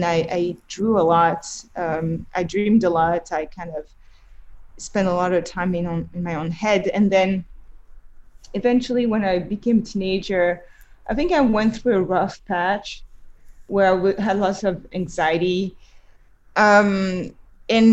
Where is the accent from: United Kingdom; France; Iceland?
France; Montreuil, Île-de-France; also born or lived in Paris; now in New York, United States; I grew up in the Paris suburbs. Montreuil is a city really close to Paris